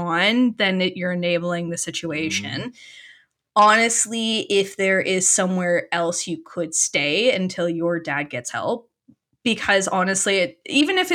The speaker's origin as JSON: {"language": "English", "country": "Canada", "said": "I'm speaking as like a Canadian that know, like somebody that's versed in like my country or my province's resources"}